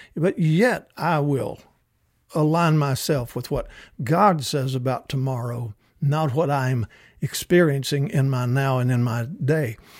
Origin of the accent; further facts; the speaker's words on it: Kentucky, United States; I was raised in Kentucky